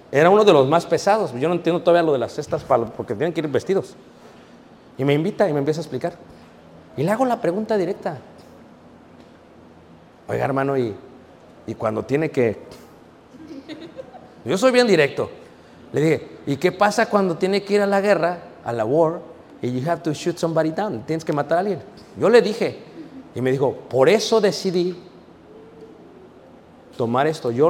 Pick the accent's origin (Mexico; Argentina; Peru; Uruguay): Mexico; Guanajuato; Dije, no, no, yo soy de México, de, de Guanajuato.